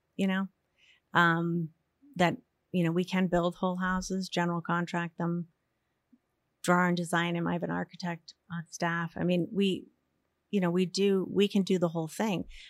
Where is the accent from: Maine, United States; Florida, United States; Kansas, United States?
Maine, United States; Yarmouth; also born or lived in Portland, Maine; I was born in Portland and lived in Yarmouth my whole life. I still